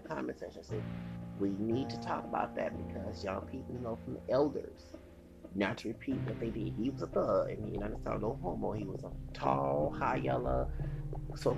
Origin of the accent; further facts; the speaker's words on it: United States; As an American citizen in this country